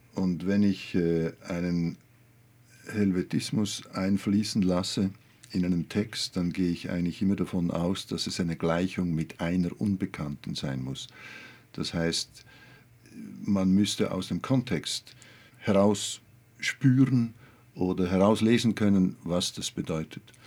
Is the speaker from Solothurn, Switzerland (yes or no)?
yes; Olten, Solothurn, Switzerland; ich komme aus Olten, einer Kleinstadt, 20.000 Einwohner